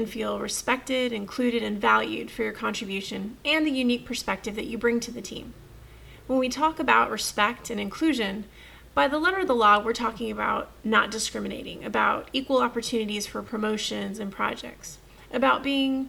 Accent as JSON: {"language": "English", "region": "Texas", "country": "United States", "said": "I'm from Texas"}